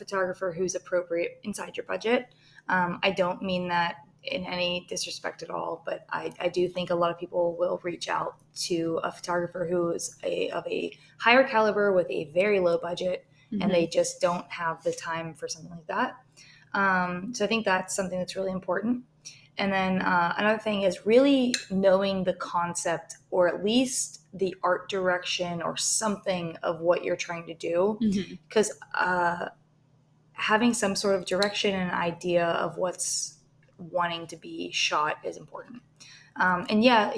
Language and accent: English; Pittsburgh, Pennsylvania, United States; I am from Pittsburgh